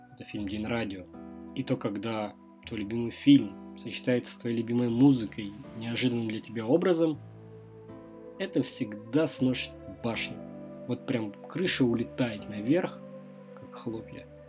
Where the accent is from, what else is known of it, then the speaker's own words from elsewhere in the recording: Stavropol, Stavropol Krai, Russia; Я из Ставрополя